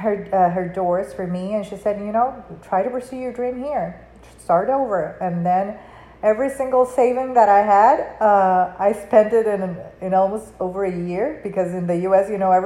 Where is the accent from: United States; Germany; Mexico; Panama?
Panama; first language Spanish; English is a second language; moved away; it's not my first language, it's my third, because I was born and raised in Panama, so I speak Spanish